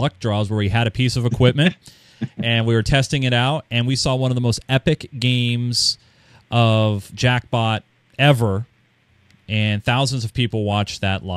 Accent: Marysville, Washington, United States; my hometown of Marysville, Washington

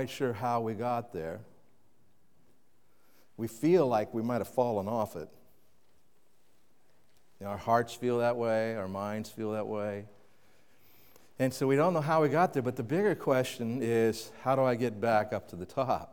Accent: Kansas City, United States; now in New England, United States; When I grew up in Kansas City

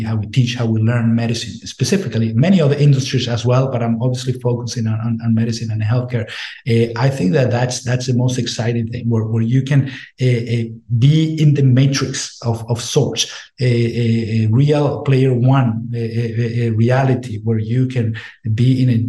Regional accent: Venezuela; moved away as an adult; now in United States; I'm from Venezuela. I went to med school in Venezuela, and I came to the States as a foreign medical grad

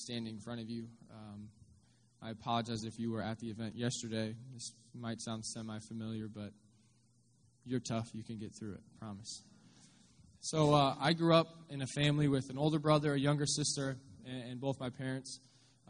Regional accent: Findlay, Ohio, United States; moved away; I'm actually from Northwest Ohio. I grew up in Findlay, just down the road

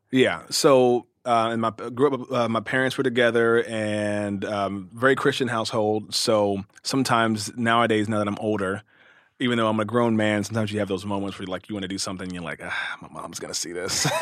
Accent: Cincinnati, Ohio, United States; also born or lived in Louisville, Kentucky; raised in Cincinnati, Ohio.

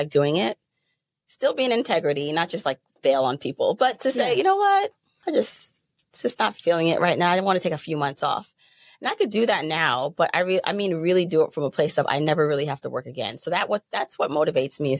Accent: Jamaica; also born or lived in Brooklyn, New York; now in United States; I was born in Jamaica.

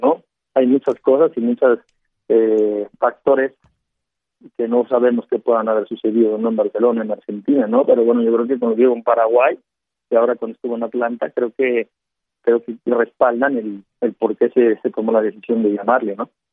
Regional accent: Mexico; nosotros los mexicanos

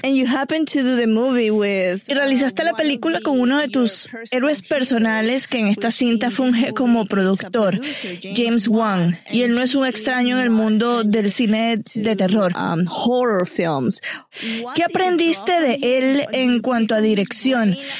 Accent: Venezuela; Soy latinoamericana de Venezuela y crecí escuchando la leyenda de La Llorona

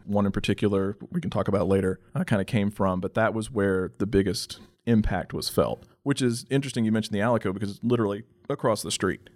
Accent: Texas Panhandle, United States; I'm from the Texas Panhandle

